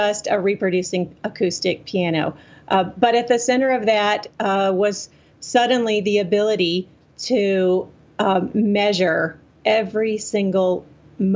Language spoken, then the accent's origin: English; Lexington, Tennessee, United States; moved away; I grew up in West Tennessee, a little town called Lexington that's about halfway in between Memphis and Nashville.